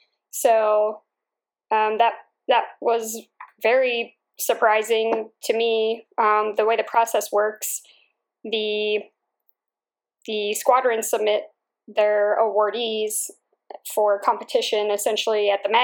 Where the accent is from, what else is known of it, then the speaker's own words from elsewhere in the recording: Holland, Pennsylvania, United States; I grew up in Bucks County, which is an area in Northeast Philadelphia. It's a town called Holland.